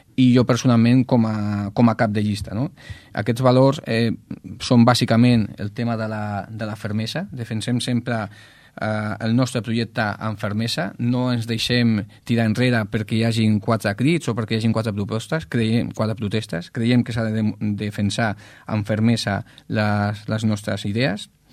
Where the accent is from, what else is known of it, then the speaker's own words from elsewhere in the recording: Ripollet, Catalonia, Spain; el poble on vas néixer doncs, s'està doncs, transformant